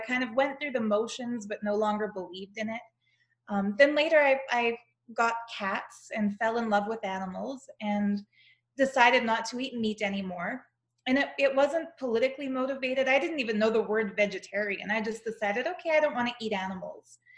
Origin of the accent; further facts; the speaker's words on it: Canada; accent: Canadian; I'm Canadian.